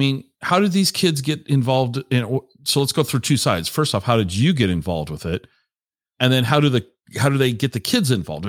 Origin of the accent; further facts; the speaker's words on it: Tacoma, Washington, United States; when I was growing up in Tacoma